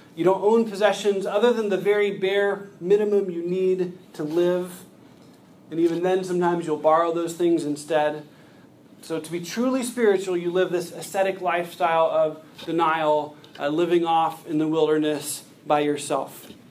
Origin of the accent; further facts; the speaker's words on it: United States; As American Christians